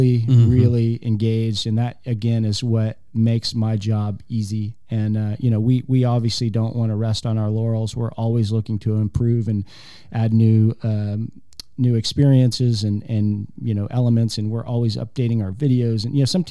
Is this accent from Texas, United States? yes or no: yes; Houston, Texas, United States; moved away as an adult; also born or lived in Charlotte; now in Oklahoma City, United States; I'm from Houston